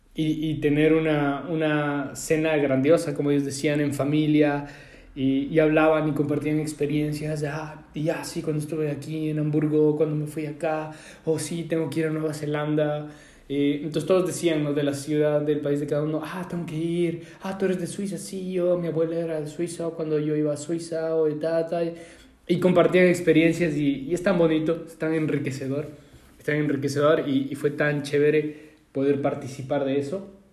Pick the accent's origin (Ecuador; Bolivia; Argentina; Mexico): Ecuador; Yo de Ecuador